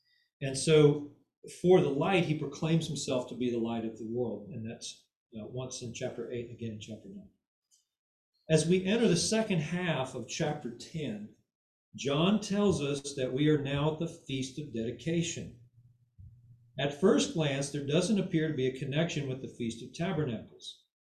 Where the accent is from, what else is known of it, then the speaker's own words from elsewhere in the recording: United States; When I was a boy, you know, you're growing up in America